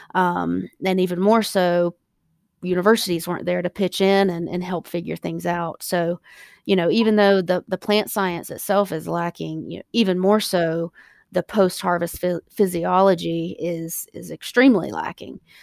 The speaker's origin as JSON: {"language": "English", "region": "South Carolina", "country": "United States", "also_born_or_lived": "California", "said": "I'm from South Carolina"}